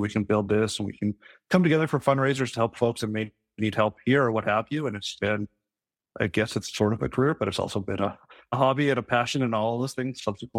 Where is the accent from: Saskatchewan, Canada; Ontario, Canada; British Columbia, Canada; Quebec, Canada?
Saskatchewan, Canada; now in Vancouver, Canada; I'm from Saskatchewan, but I live and work in Vancouver.